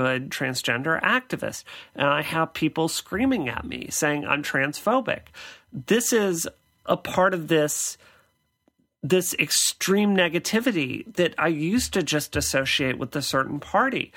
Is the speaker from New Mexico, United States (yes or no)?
no; Mississippi, United States; But I grew up in Mississippi. I grew up in the poorest state in the United States.